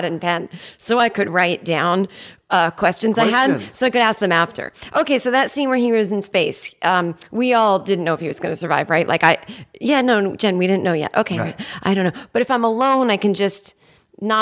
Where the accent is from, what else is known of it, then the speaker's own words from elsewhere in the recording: United States; I'm from America